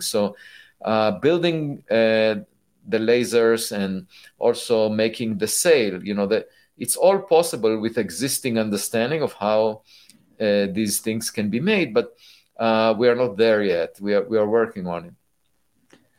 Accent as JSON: {"language": "English", "country": "Israel", "tie": "born or raised there", "said": "I was born in Israel"}